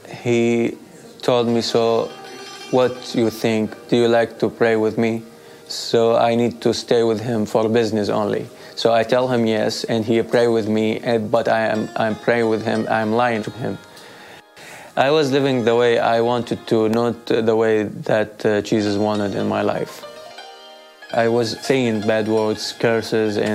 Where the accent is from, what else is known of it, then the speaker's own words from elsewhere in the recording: Iraq; English is a second language; now in Modesto, United States; I am from Iraq. I grew up in a Christian family